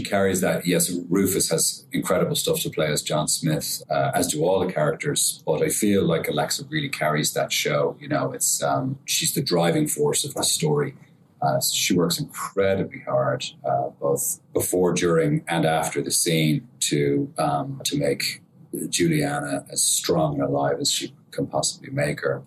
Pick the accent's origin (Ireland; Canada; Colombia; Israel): Ireland; I'm Irish